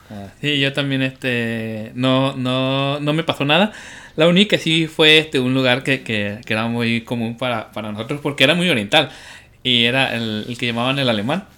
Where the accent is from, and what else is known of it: Mexico